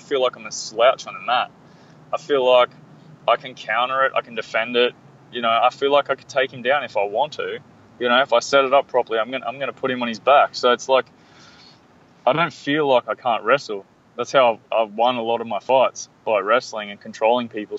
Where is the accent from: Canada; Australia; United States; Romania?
Australia; I'm from Australia